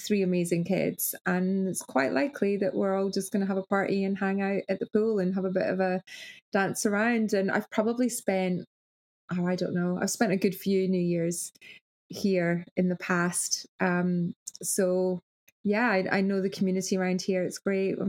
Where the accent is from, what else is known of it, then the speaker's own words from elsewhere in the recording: Arbroath, Scotland, United Kingdom; moved away as an adult; now in Australia; my hometown Arbroath